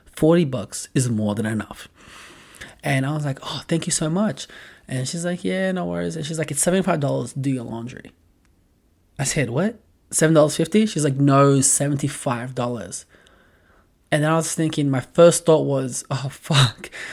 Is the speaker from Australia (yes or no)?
yes; Australia; moved away as an adult; now in Los Angeles, United States; I'm an Australian, but I live in L A, been living there for a while